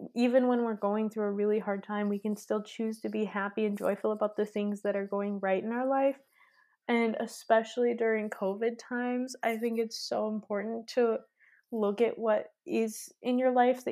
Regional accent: Midwest, United States; moved away as an adult; now in Austria; I'm from the Midwest, so there's nothing. Like, it's so flat.

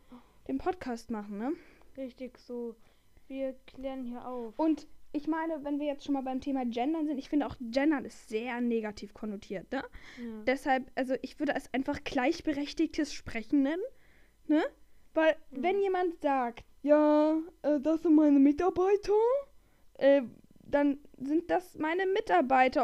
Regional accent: Rhineland, Germany; wir kommen aus dem Rheinland

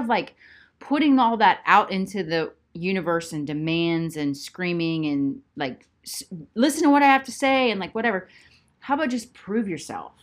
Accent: United States; as an American woman with a voice

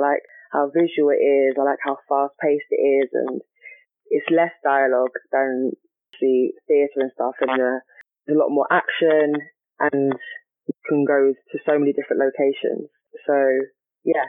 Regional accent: London, United Kingdom; moved away as an adult; now in Stevenage, United Kingdom; I grew up in Arnos Grove.

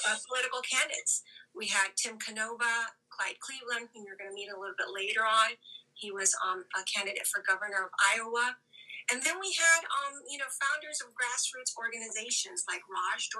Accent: Venezuela; moved away; I grew up in Venezuela

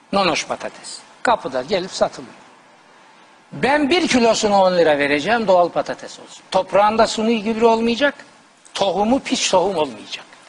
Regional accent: Trabzon, Turkey; moved away; also born or lived in Bayburt; Bizim Trabzon'da zaten yer elması veya patates denir.

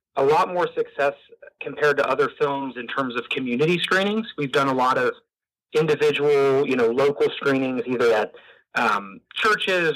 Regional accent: Northeast Ohio, United States; I was raised Catholic in Northeast Ohio.

